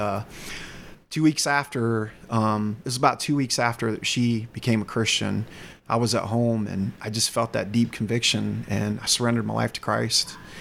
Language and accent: English; North Carolina, United States; accent: slight Southern; also born or lived in Michigan; I have a, a, slight Southern accent from being raised in North Carolina, I was actually born in Michigan